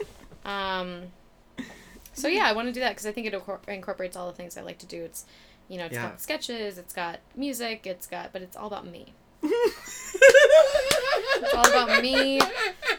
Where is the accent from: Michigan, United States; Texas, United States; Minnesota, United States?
Minnesota, United States; moved away; I'm from Minnesota